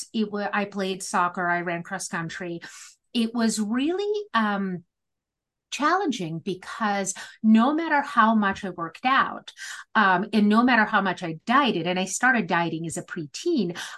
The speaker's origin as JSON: {"language": "English", "region": "Moscow", "country": "Russia", "tie": "born or raised there", "moved": "yes", "said": "I grew up in the former Soviet Union. I'm a first generation religious and political refugee. And growing up in Moscow in the 80s"}